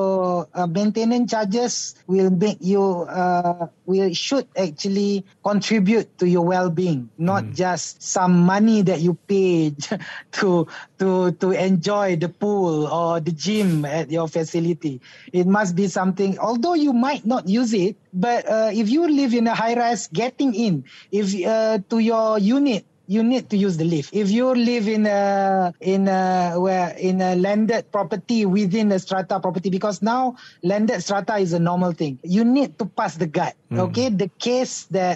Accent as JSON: {"language": "English", "country": "Malaysia", "said": "we as Malaysian"}